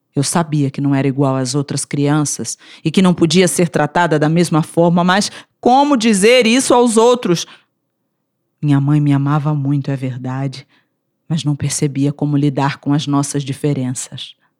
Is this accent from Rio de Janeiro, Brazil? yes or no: yes; Rio de Janeiro, Brazil; now in Brasília, Brazil; Sou carioca, vivo em Brasília